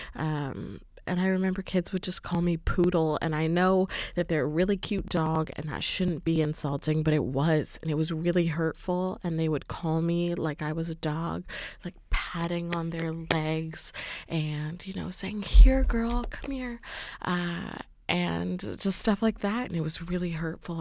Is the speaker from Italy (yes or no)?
no; Canada